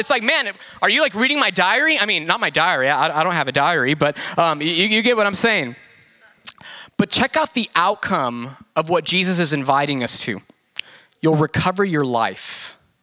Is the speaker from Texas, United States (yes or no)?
yes; Del Rio, Texas, United States; I'm from Del Rio and played a few like local shows